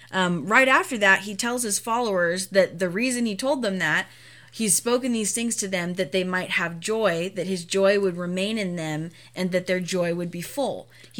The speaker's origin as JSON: {"language": "English", "country": "United States", "said": "As American Christians"}